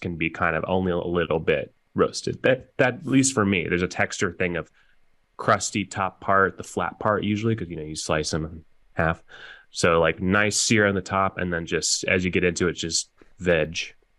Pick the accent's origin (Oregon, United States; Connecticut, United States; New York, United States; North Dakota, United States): Oregon, United States; growing up in Oregon there's a grocery store called Hagen's that I used to go